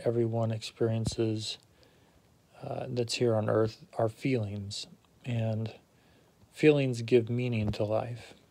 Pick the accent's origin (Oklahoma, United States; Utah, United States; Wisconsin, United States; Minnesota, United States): Utah, United States; also born or lived in Ohio / Virginia / Germany; now in New England, United States; I grew up in Utah and have been a member of the Church of Jesus Christ of Latter day Saints my whole life